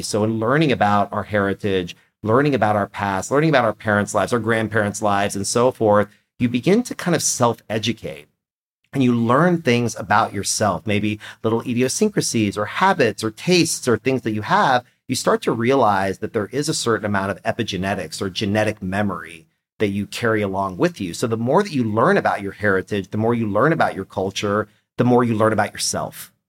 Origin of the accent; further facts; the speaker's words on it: Austin, Texas, United States; first language Persian; English is a second language; I was born here in Austin, Texas.